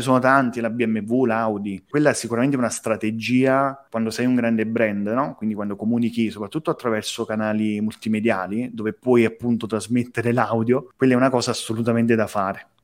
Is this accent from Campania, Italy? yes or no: yes; Campania, Italy; Io sono campano